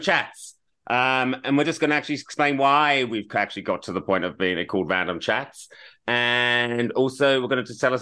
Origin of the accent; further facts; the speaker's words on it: Australia; moved away as an adult; also born or lived in United Kingdom; now in Los Angeles, United States; I am a British-born Australian raised, as I say. I've got a lot of Australian. I'm an Australian citizen, but I now live in LA.